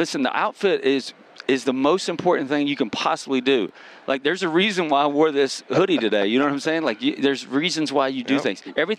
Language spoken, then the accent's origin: English; the South, United States; And I'm from the South